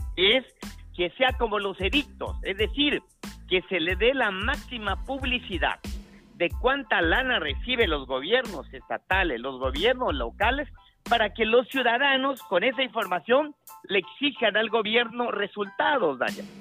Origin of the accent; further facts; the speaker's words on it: Oaxaca, Mexico; como oaxaqueños